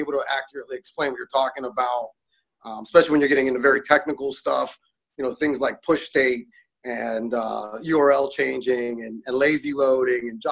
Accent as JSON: {"language": "English", "town": "Pittsburgh", "region": "Pennsylvania", "country": "United States", "tie": "born or raised there", "also_born_or_lived": "California", "moved": "yes", "lives_now": "Indiana, United States", "said": "I grew up in Pittsburgh, but then spent 30 years in California"}